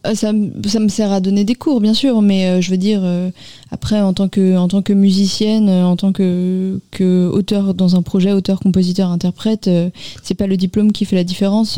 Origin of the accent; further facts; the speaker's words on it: Paris, Île-de-France, France; now in Nanterre, France; J'ai grandi à Paris